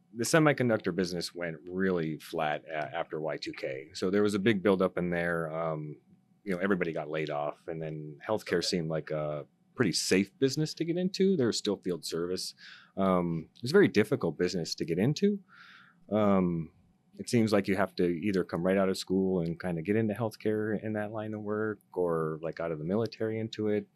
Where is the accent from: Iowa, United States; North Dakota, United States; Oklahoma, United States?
North Dakota, United States; moved away as an adult; now in Arizona, United States; I'm originally from North Dakota, um, born and raised there. I came to uh, Arizona to uh, attend college